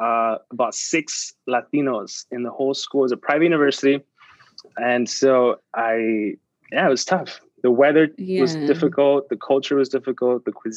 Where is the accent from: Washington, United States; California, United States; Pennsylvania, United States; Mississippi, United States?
California, United States; Bellflower; first language Spanish; English is a second language; also born or lived in San Luis Río Colorado, Mexico; I was born in Bellflower, California, 1990. So that puts me at my 30-year mark